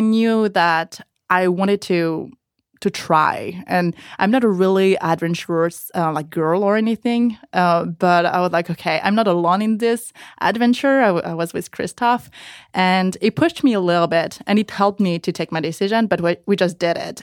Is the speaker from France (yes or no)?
yes; village near Pau, Nouvelle-Aquitaine, France; moved away as an adult; now in United States; I actually come from a l, really small village, like forty minutes driving from Poe, like south, in, really in the mountains